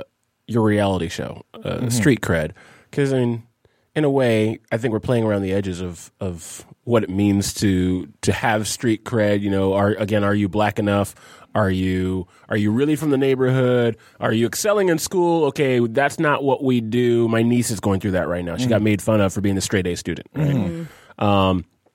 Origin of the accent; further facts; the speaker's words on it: the South, United States; Only because I was raised in the South.